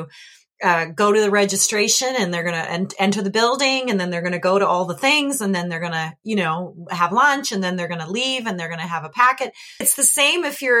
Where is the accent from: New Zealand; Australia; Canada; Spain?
Canada; When I was a little kid, I grew up in Canada